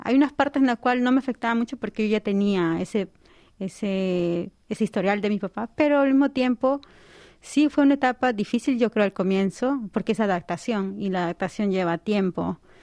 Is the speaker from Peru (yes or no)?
yes; Lima, Peru; moved away as an adult; now in South Korea; Yo soy de la capital, de Lima. Mis padres son de provincia, pero yo nací en Lima.